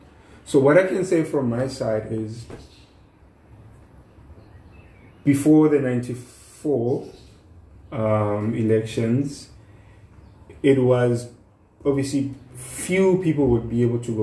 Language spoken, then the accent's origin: English; Mbalenhle, Mpumalanga, South Africa; I grew up in Mpumalanga, in Mbalenhle, which is in Secunda.